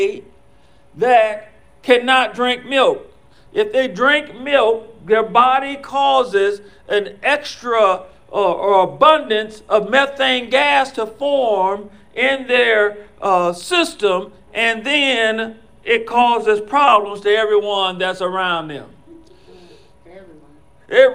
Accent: Ohio, United States; born or raised there

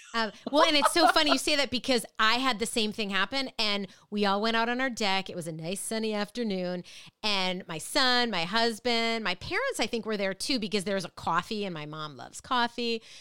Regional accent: Minnesota, United States; now in Connecticut, United States; Growing up in Minnesota

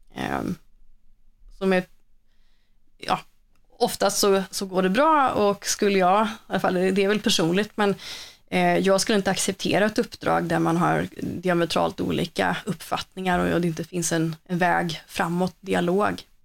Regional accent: Borås, Västra Götaland, Sweden; moved away; det hörs väl lite att jag inte är från Stockholm eller så, utan jag kommer ju från eh, Boråsområdet

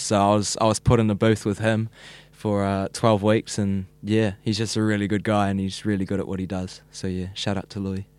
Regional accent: Whenuapai, Auckland, New Zealand; I grew up in Whenaupai, so it's a little, little, what would you call it, a little town in Whenaupai. Um, and I've been there all eighteen years of my life, same house

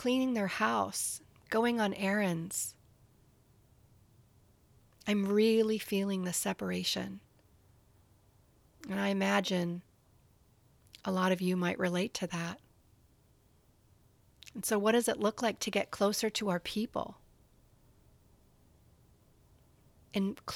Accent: Canada; where I grew up in Canada

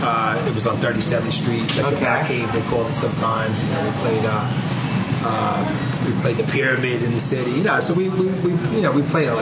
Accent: New York, United States; accent: New York; Growing up in Brooklyn

